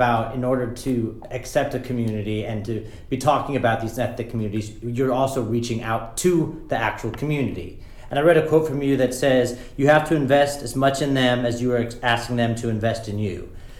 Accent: San Diego, California, United States; I grew up in San Diego.

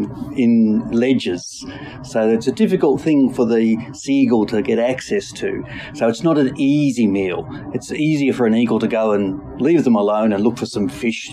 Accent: Melbourne, Victoria, Australia; I grew up in Melbourne, in the bushy part, Blackburn

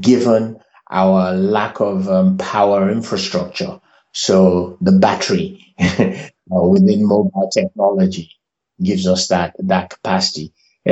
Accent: Lagos, Nigeria; also born or lived in Miami; I was born in Africa, but I was raised in Africa, specifically Lagos, and my heritage is out of Lagos, hence the Nigeria factor

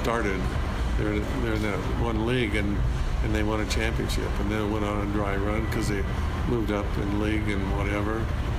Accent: Lewiston, Idaho, United States; Well, my dad was a car mechanic, and my mom had done most of her college for teaching, but she raised kids until I was in fifth grade

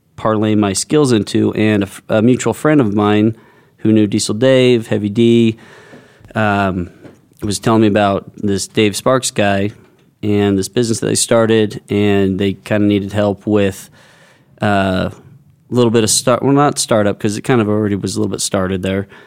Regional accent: United States; I grew up on the Indian Reservation, which was pretty segregated between cowboys, Indians, and then about five of us who were skaters

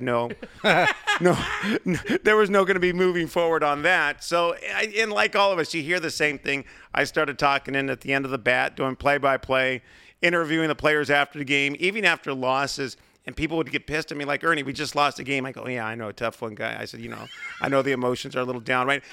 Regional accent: San Diego, California, United States; growing up in San Diego, listening to Jerry Coleman, Bob Chandler, Ted Leitner, Dave Campbell

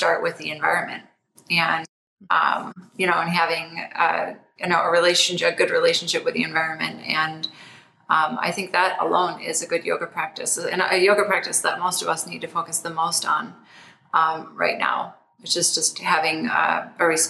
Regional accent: Toledo, Ohio, United States; I grew up in Toledo, Ohio

